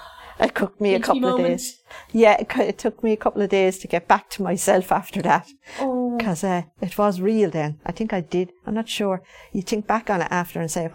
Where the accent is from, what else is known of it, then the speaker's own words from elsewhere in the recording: Kilteely, County Wexford, Ireland; I'm from Kilteely, a little village in County Wexford, and I'm 55.